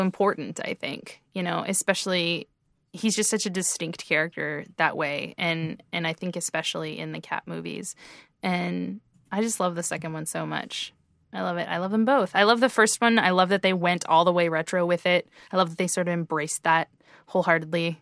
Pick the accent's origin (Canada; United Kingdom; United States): Canada; being Canadian